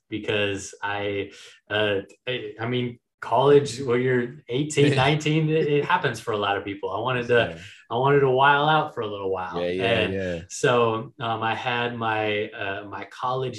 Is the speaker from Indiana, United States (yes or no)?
no; Minneapolis, Minnesota, United States; moved away as an adult; also born or lived in Miami; I spent the last few years down in Miami, but I'm originally from Minneapolis.